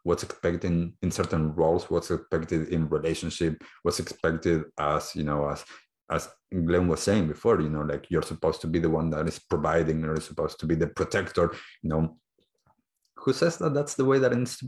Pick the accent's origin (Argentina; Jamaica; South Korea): Argentina; now in New Zealand; I grew up in Argentina